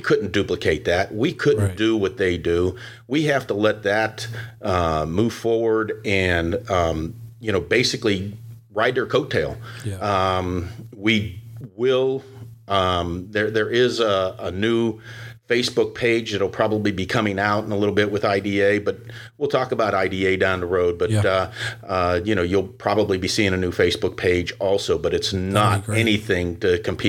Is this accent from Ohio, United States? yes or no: yes; Ohio, United States; I'm from Ohio, so you got to remember that's the state up north.